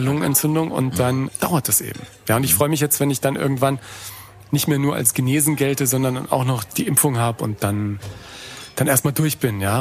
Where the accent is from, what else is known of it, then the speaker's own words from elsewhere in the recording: Germany; meine Erlebnisse als Deutscher, der nach New York kommt